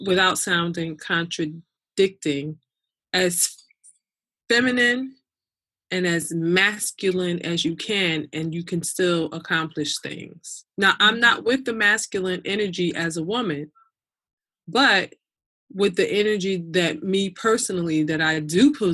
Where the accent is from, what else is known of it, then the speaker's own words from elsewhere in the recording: Newark, New Jersey, United States; I was born and raised in Newark, New Jersey.